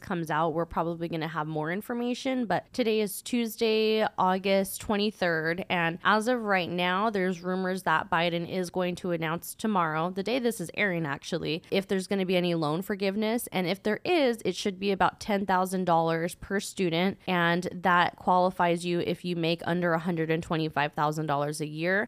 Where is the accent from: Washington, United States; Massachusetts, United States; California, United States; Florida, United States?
California, United States; moved away as an adult; now in Arizona, United States; I grew up in California